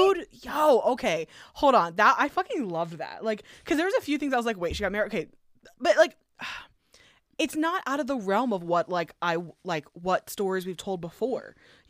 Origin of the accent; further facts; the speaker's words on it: Scotland, United Kingdom; I'm Scottish.